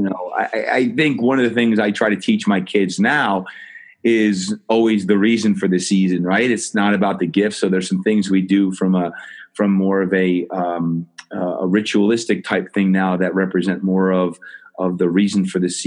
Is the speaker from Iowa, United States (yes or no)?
no; New Jersey, United States; growing up in New Jersey